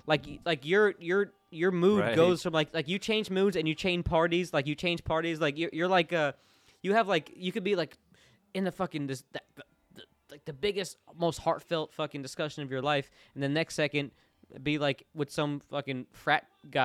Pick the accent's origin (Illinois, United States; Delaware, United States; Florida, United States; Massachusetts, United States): Florida, United States; Orlando; now in Nashville, United States; My hometown's Orlando, but Cocoa Beach was like the local beach.